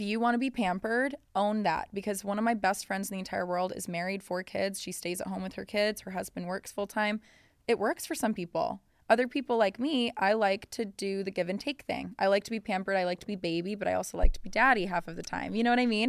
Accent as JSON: {"language": "English", "region": "Colorado", "country": "United States", "said": "I'm from Colorado"}